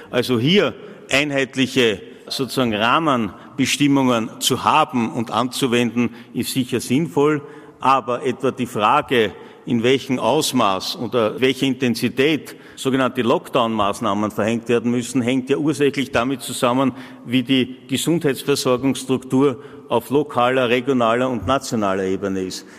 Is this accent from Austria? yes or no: yes; Austria; als Österreicher und Österreicherinnen